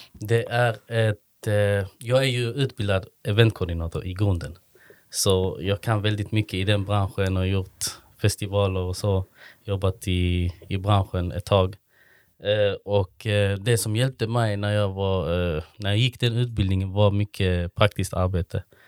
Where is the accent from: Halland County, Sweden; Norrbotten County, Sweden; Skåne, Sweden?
Skåne, Sweden; Malmö; now in Kristianstad, Sweden; Jag är från Malmö i grunden.